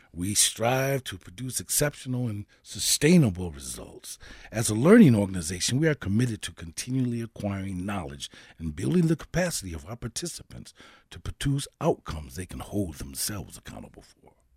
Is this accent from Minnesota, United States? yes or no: yes; Saint Paul, Minnesota, United States; I grew up in Saint Paul and went to um, grade school and junior high school and eventually, um, high school, Saint Paul